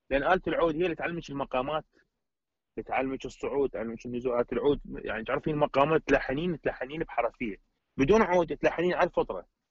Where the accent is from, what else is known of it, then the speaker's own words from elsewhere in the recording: Iraq; عندنا بالعراق احنا